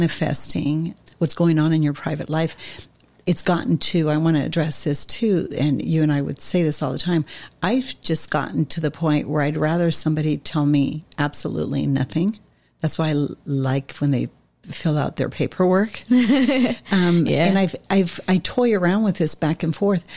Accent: Montevideo, Uruguay; I grew up in Montevideo

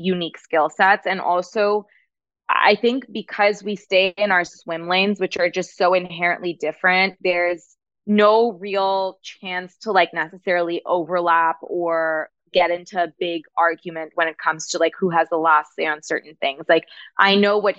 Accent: Toronto, Ontario, Canada; moved away; we were back in Canada back then because we're from Toronto

